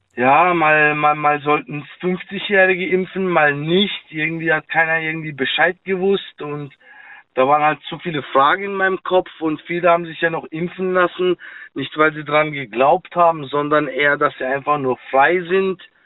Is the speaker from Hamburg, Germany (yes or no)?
no; Karlsruhe, Baden-Württemberg, Germany; Ich bin äh, Karlsruhe